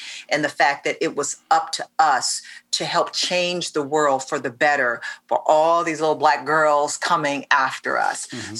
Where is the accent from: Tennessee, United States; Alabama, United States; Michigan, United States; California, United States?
Michigan, United States; Detroit; So, spent my entire career in front of the camera, started in local news in my hometown of Detroit, and then worked my way up through so many different news markets